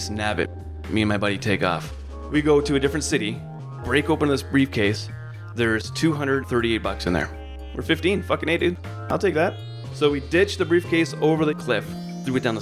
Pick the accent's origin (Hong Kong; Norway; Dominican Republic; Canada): Canada; Burlington, Ontario; moved away as an adult; also born or lived in Mississauga, Canada / Bishop, California / Myrtle Creek, Oregon; now in Oregon, United States; I was born in Mississauga and then raised in a town called Burlington